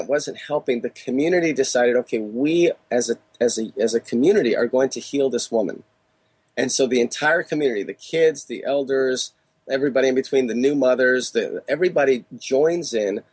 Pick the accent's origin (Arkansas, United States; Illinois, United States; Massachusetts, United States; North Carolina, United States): Illinois, United States; Chicago; now in California, United States; in Chicago when I grew up and now in California